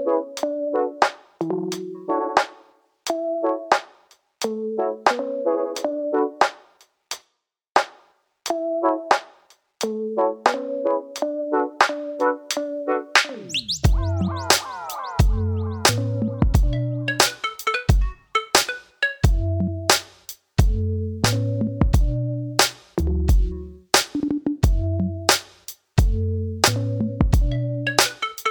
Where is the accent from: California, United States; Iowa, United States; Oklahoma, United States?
Oklahoma, United States; moved away as an adult; now in Texas, United States; I'm from Oklahoma